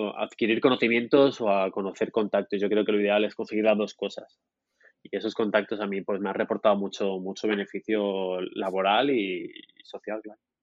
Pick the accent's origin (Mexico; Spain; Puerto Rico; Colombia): Spain; Murcia, Region of Murcia; now in Barcelona, Spain; yo nací en el sur de España, en una ciudad, una ciudad pequeñita que se llama Murcia